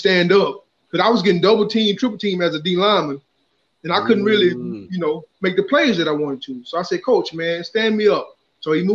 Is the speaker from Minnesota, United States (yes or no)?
no; Eagle Lake, Texas, United States; also born or lived in Houston, Texas; I started off playing Pop Warner in Houston.